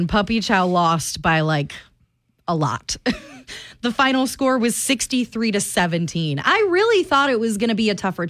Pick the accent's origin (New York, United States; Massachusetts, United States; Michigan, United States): Michigan, United States; now in Cedar Rapids, United States; I'm from Michigan